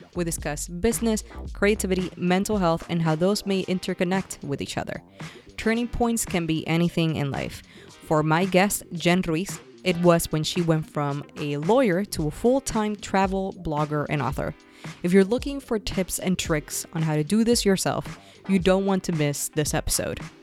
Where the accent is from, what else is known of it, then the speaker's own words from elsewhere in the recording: Puerto Rico; moved away; I grew up in Puerto Rico and I left the island